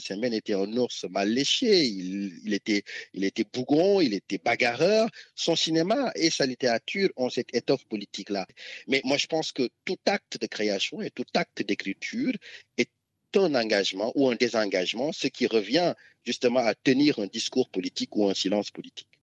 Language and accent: French; Ziguinchor, Senegal; on partage en commun la région de Ziguinchor